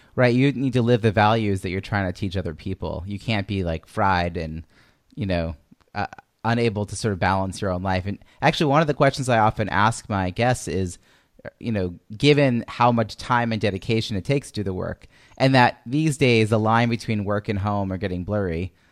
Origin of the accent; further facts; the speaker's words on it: Long Island, New York, United States; moved away as an adult; now in Boston, United States; from New York where I grew up in Long Island